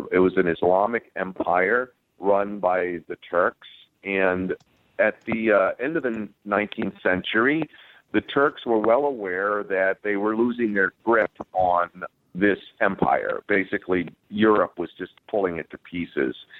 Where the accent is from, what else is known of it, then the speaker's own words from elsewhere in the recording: United States; growing up in the United States